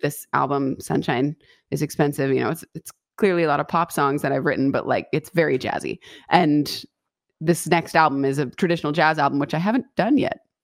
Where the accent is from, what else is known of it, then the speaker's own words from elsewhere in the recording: West Coast, United States; also born or lived in Boston / Los Angeles; I'm born and raised on the West Coast